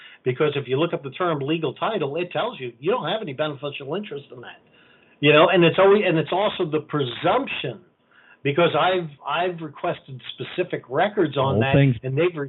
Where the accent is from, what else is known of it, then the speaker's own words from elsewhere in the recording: New York City, New York, United States; where I was born in New York City